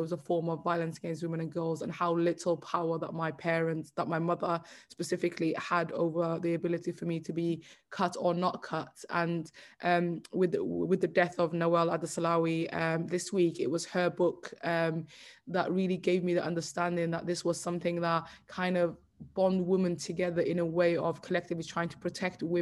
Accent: United Kingdom; I'm told that I'm British every day, but at the same time, growing up, I was never made to feel that way

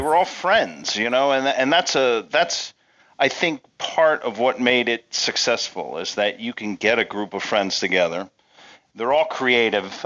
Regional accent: Pennsylvania, United States; I grew up in Pennsylvania

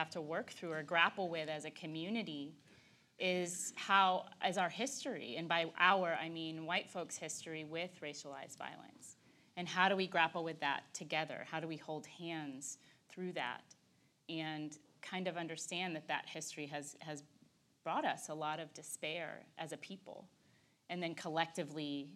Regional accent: Texas, United States; I'm Texan.

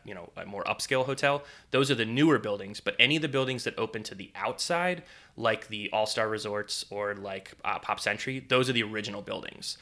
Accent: Northeast, United States; now in Florida, United States; growing up in the Northeast, we would, you know, go to a lot of the Northeast theme parks, Dorney Park, Hershey Park, Six Flags Great Adventure

